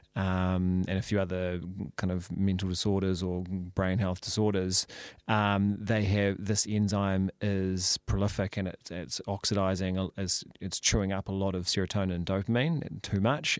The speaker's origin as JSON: {"language": "English", "town": "Napier", "region": "Hawke's Bay", "country": "New Zealand", "tie": "born or raised there", "also_born_or_lived": "Palmerston North / Christchurch / Wellington", "moved": "as an adult", "said": "I was born in, um, in Palms North, and then we moved around a bit and eventually settled, uh, when I was quite young, uh, in Hawke's Bay"}